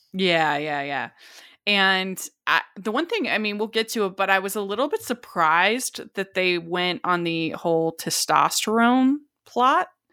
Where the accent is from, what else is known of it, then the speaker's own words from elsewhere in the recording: Utah, United States; I'm from Utah